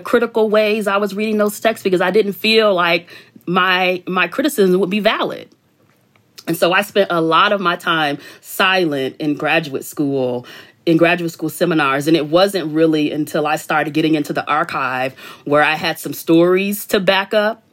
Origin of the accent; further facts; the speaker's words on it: Chicago, Illinois, United States; I grew up in Chicago on the South Side in the 80s and 90s